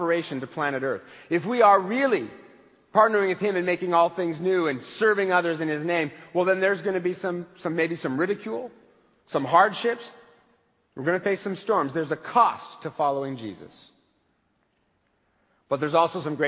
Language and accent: English; United States; I am an American baby boomer